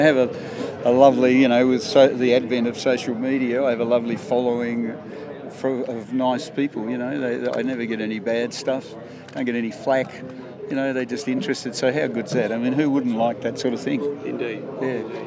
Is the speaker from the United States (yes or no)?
no; Tasmania, Australia; moved away; it's my home state